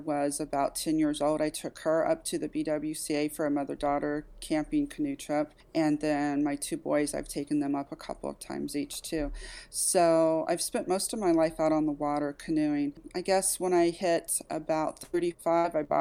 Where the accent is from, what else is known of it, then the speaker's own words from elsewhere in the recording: Kansas City, Missouri, United States; I've born and raised in Kansas City, Missouri